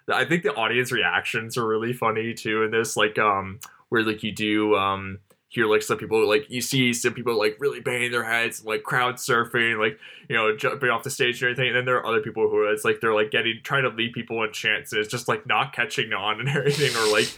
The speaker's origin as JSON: {"language": "English", "region": "London", "country": "United Kingdom", "tie": "born or raised there", "said": "How, like, when I was growing up in London, I would walk by, like, this factory and I could, like, taste, like, the metal in my mouth and everything from it."}